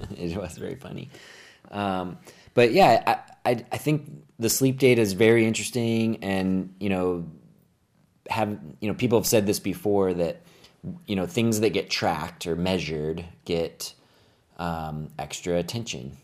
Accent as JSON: {"language": "English", "town": "Phoenix", "region": "Arizona", "country": "United States", "tie": "born or raised there", "moved": "yes", "said": "I grew up here in the Phoenix area"}